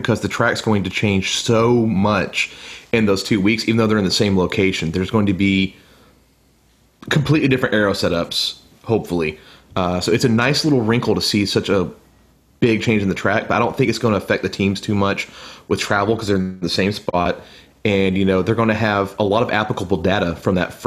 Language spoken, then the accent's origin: English; United States; me being an American